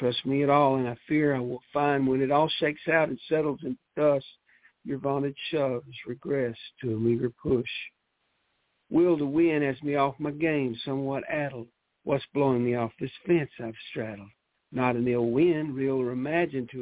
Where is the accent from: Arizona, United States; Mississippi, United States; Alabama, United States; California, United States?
Mississippi, United States; Mississippi Delta, United States; accent: Mississippi Delta; still sound like I'm from the Mississippi Delta, and there's just no changing that.